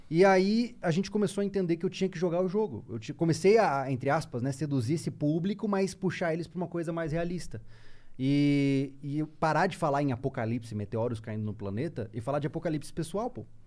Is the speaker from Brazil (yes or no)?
yes; Campo Grande, Mato Grosso do Sul, Brazil; now in Florianópolis, Brazil; eu não sou de Floripa, sou de Mato Grosso do Sul, lá da região do Pantanal, né? Campo Grande.